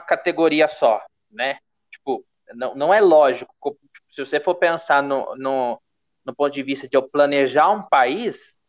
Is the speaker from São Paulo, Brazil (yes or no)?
yes; Paulista, São Paulo, Brazil; como paulista